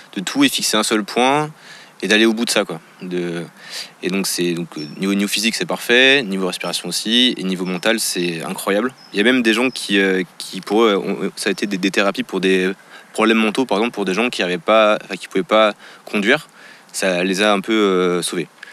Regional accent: France; je suis français

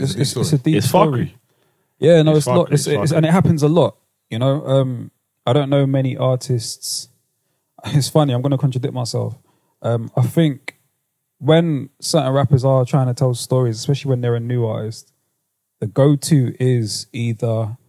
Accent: London, United Kingdom; When you're like 19 years of age, growing up in London, it's difficult to show a certain level of vulnerability, especially amongst like your friends.

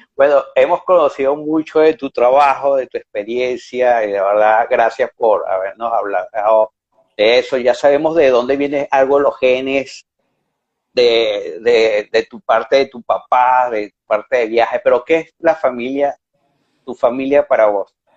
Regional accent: Venezuela; moved away; mi pasaporte está vencido

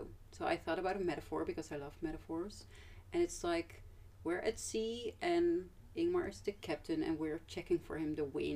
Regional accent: Amsterdam, North Holland, Netherlands; also born or lived in Groningen; I am from Amsterdam originally

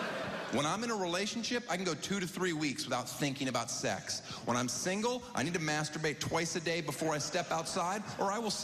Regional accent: Florida, United States; I grew up in Florida. I'm a diehard Dolphins fan.

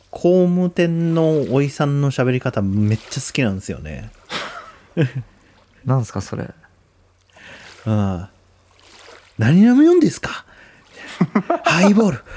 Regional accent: Oita, Japan; あ僕大分出身ですけど大分弁喋れませんからね

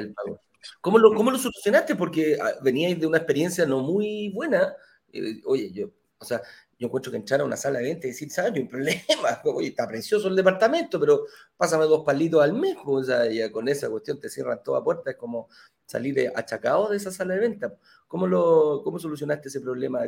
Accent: Valparaíso, Chile; yo también de la quinta región

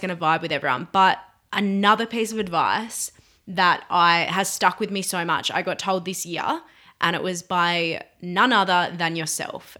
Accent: Burnie, Tasmania, Australia; now in Hobart, Australia; I was born in Burnie, so the northwest of Tasmania. Um, and yeah, I grew up there.

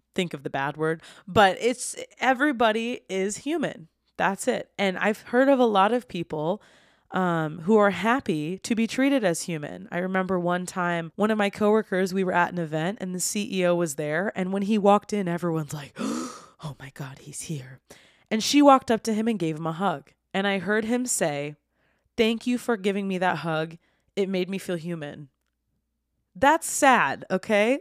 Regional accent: United States; I'm from the United States

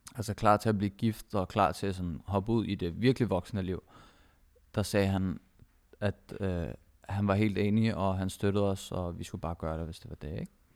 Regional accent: Denmark; jeg har selv palæstinensiske rødder, og min kone har filippinske rødder, vi begge to er født og opvokset i Danmark

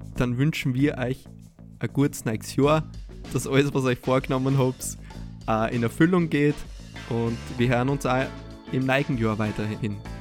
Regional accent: Austria; als Österreicher

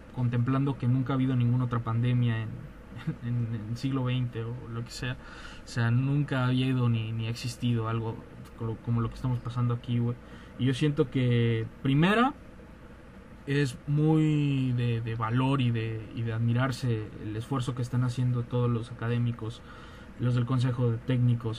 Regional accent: Mexico; nosotros somos de provincia

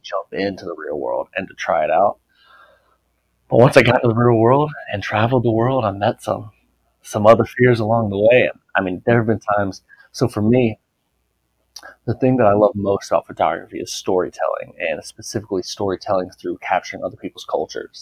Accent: United States; I'm American

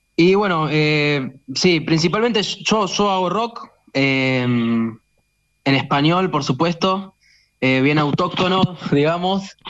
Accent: Quilmes, Buenos Aires Province, Argentina; yo soy de Quilmes

